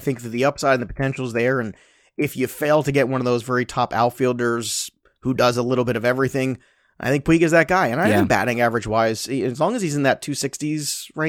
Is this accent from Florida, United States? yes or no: no; New York, United States; You know, being a New Yorker.